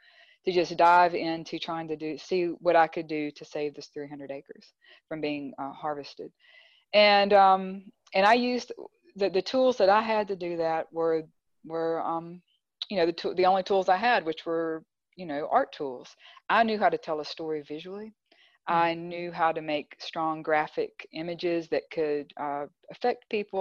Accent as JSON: {"language": "English", "town": "Clinton", "region": "Mississippi", "country": "United States", "tie": "born or raised there", "lives_now": "Grenada, United States", "said": "Growing up in Clinton"}